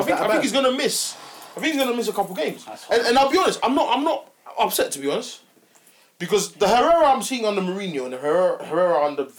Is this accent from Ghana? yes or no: yes; Ghana; as a Ghanaian